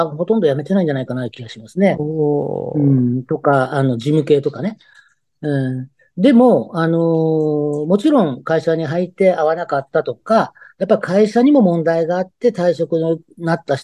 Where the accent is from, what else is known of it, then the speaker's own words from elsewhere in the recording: Okayama, Japan; also born or lived in Kansai; まあ、育ちは育ちですけど、学校はね、関西の方行ってたんですけど、はい。で、こっち帰ってきて、もう、あの、勤めてる時は、あの、岡山にはいませんでした、ちょっとの間は。